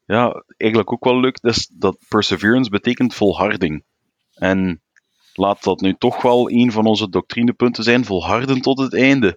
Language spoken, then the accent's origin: Dutch; Flanders, Belgium; Als Vlaming